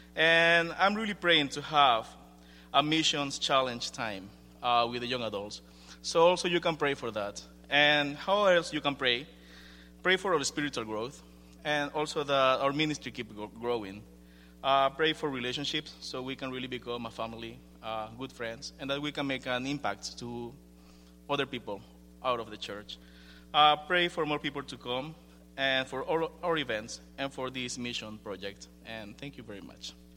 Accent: Ecuador; moved away; I'm from Ecuador

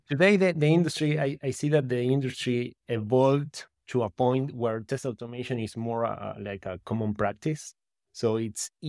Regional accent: Uruguay; English is a second language; also born or lived in Berkeley, California; I'm from Uruguay in South America. Uruguay, I think it's the, the way you pronounce it in English. And yeah, I grew up in the countryside, in close to a small town, close to the capital

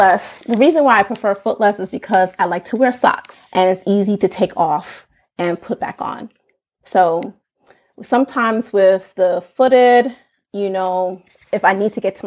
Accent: New York City, New York, United States; I'm actually born and raised in Brooklyn, New York

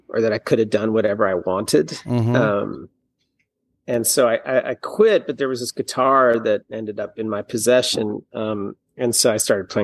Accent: New York City, New York, United States; I grew up in New York City.

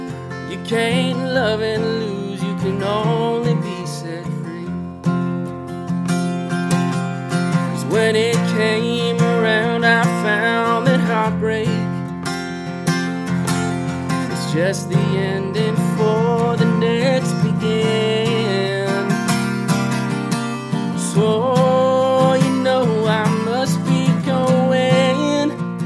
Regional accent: Moline, Illinois, United States; moved away; also born or lived in California; I'm originally from Moline, Illinois, and I migrated out to California

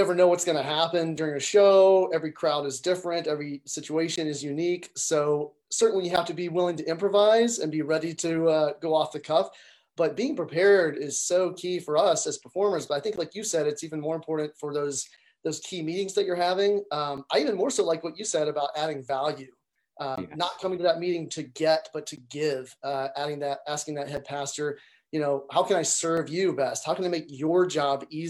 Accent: Montgomery, Alabama, United States; I grew up in Montgomery, Alabama

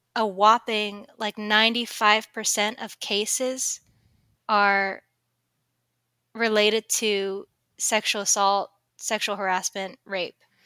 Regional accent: Sacramento, California, United States; I come from Sacramento, California

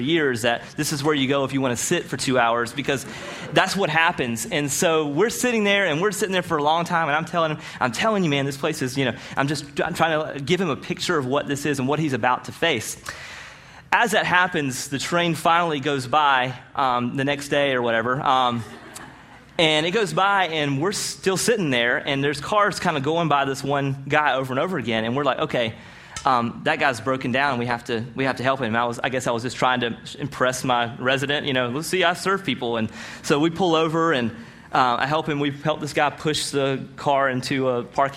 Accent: Rocky Mount, North Carolina, United States; also born or lived in Greenville, North Carolina; I'm from Rocky Mount, North Carolina

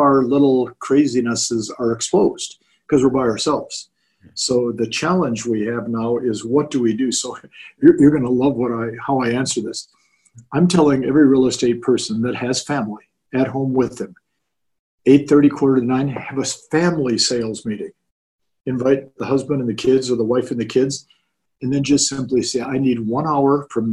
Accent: Orange County, California, United States; I grew up in Orange County

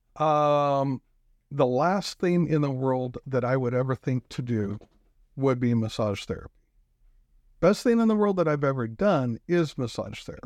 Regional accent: Pacific Northwest, United States; moved away as an adult; also born or lived in Spokane; now in Rapid City, United States; I come from the Pacific Northwest.

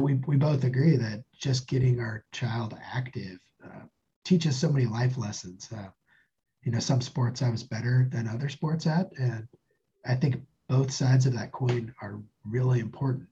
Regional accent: Spokane, Washington, United States; moved away as an adult; also born or lived in northern Idaho / Stillwater, Oklahoma / Reno, Nevada; I grew up near Spokane, part of my life in northern Idaho, part of my life uh, outside Spokane.

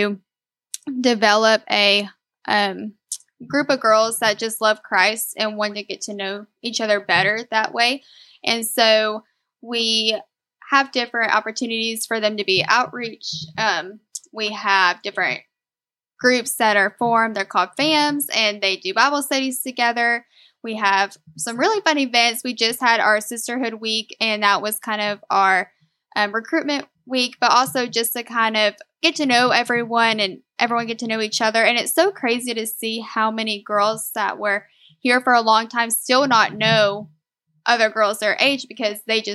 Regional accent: Greenbrier, Arkansas, United States; I am from Greenbrier, Arkansas

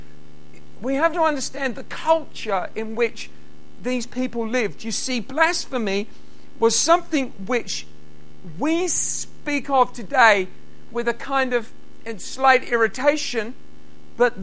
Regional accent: United Kingdom; being British, we have the privilege of just being allowed to speak our own language wherever we go

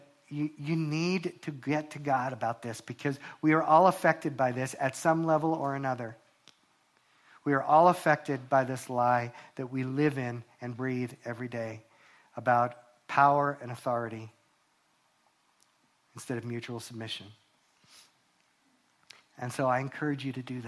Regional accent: New York, United States; I'm a New Yorker

